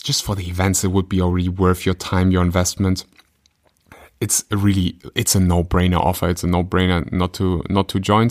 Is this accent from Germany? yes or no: yes; Germany; I grew up in Germany.